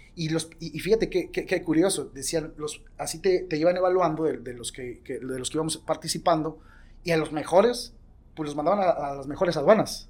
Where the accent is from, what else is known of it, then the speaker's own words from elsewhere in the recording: Mexico City, Mexico; clase media de la Ciudad de México, de donde soy yo